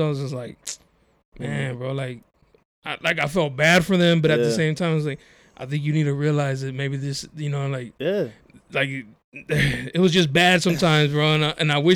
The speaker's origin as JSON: {"language": "English", "town": "San Diego", "region": "California", "country": "United States", "said": "I'm from San Diego, I'm from the West Coast"}